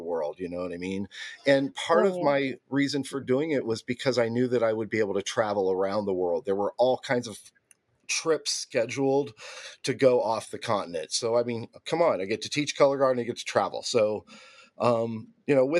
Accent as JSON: {"language": "English", "town": "Canton", "region": "Ohio", "country": "United States", "tie": "born or raised there", "said": "I was born right outside of Canton, Ohio"}